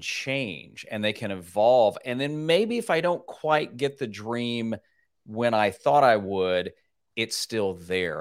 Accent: Nashville, Tennessee, United States; in Nashville, Tennessee, my hometown

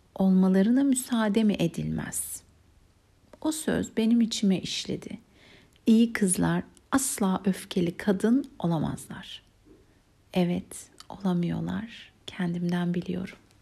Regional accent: Istanbul, Turkey; Beşiktaş'ta büyüdüm, o civarda okudum.

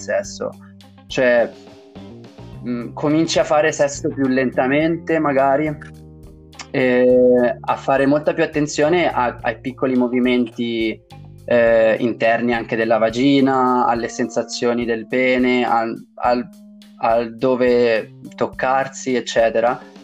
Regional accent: Tuscany, Italy; dalle mie parti in Toscana

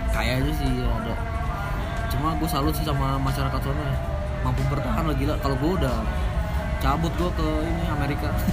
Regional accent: Jakarta, Indonesia; moved away as an adult; now in Bekasi, Indonesia; anak metropolitan banget Jakarta Selatan

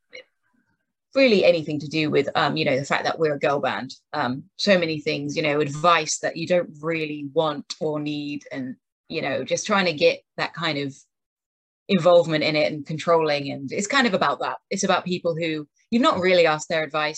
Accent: King's Lynn, East of England, United Kingdom; We grew up together in Kings Lynn, and it was a very small music scene

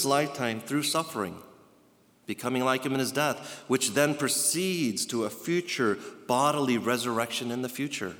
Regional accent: East Coast, United States; I grew up on the East Coast, going to the Carolinas

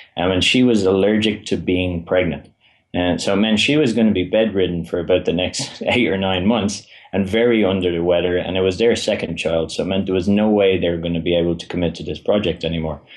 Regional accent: Ireland; I am from Ireland

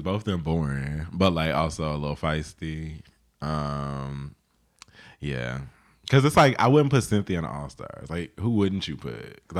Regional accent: Jamaica; I'm black. I'm Jamaican. I'm very like direct.

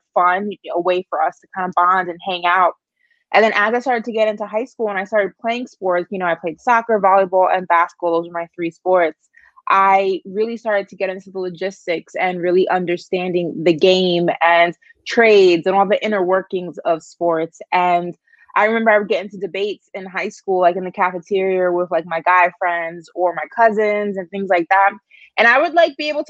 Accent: New York, United States; I'm a New Yorker, and growing up in New York, I was heavily involved with acting and modeling as a very young kid

